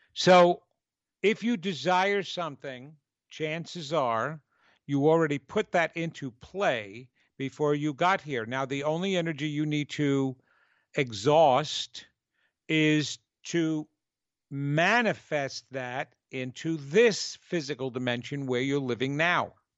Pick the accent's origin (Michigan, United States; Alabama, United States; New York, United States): New York, United States; accent: New York; my New York accent